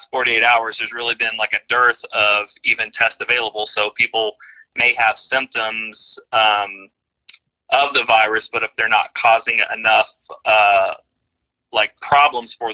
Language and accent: English; Oklahoma, United States; moved away as an adult; also born or lived in Texas / Denver; I'm a Oklahoma native. Grew up here